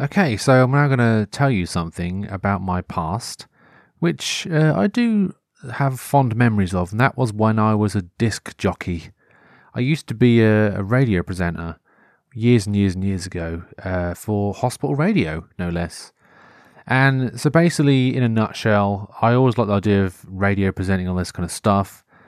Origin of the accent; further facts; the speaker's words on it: Norfolk, East of England, United Kingdom; accent: Norfolk; growing up in Norfolk, though, because th, we have our own sort of regional T V shows